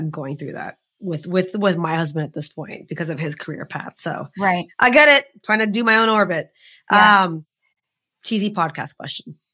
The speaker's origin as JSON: {"language": "English", "country": "India", "said": "Uh, we're Indian women. There's so much to make fun of."}